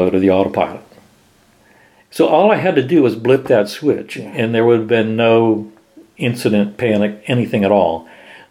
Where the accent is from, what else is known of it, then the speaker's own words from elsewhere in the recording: Miami, Florida, United States; moved away as an adult; also born or lived in Wichita; I came from Miami